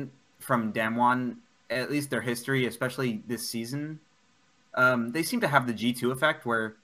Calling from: Houston, Texas, United States

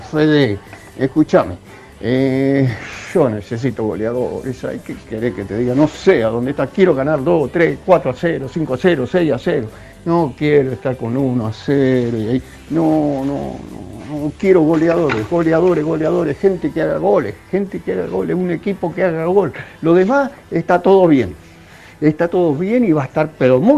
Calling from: Buenos Aires, Argentina; Buenas noches … de Caballito, ¿cómo les va?

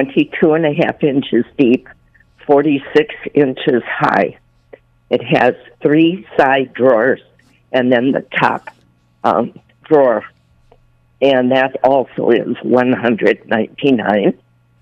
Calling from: Buffalo, New York, United States

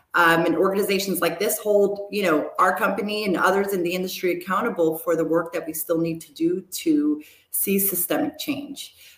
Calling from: New York, United States; I'm dialing in from New York, out in Rockland County, which is we're headquartered in New York City.

